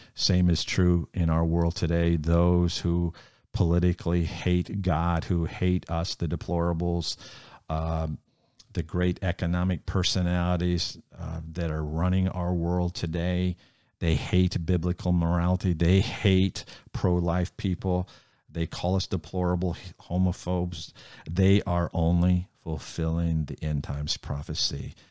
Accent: United States; I'm a follower of Jesus before I'm an American.

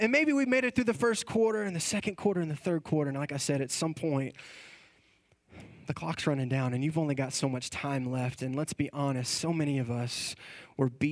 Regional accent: Texas, United States; we are from Texas

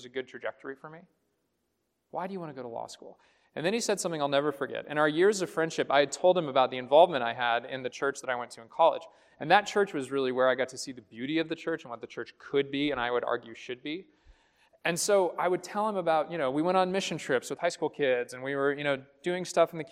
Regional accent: Houston, Texas, United States; moved away; also born or lived in Austin, Texas; I grew up in Houston, Texas, at a very large Presbyterian church

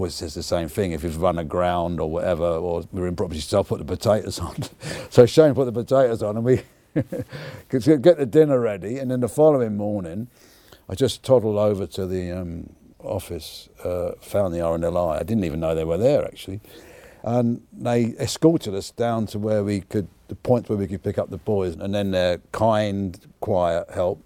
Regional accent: London, United Kingdom; I'm from Battersea

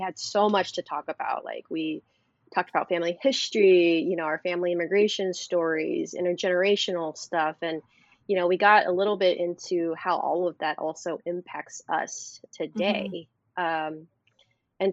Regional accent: Orange County, California, United States; I grew up in a pretty conservative white neighborhood in Orange County

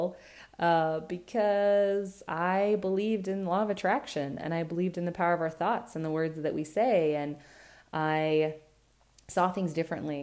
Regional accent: Burley, Idaho, United States; We moved away from Burley into the city, left the farm

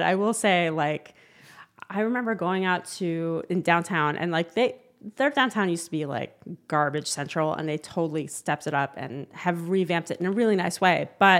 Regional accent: Philadelphia, Pennsylvania, United States; also born or lived in New Jersey / Ohio; I will also tell you, I was born in Philly. Like, I'm from Philly.

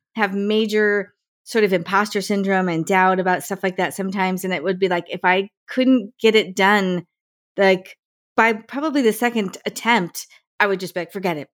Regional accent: Morris County, New Jersey, United States; moved away; I grew up in Morris

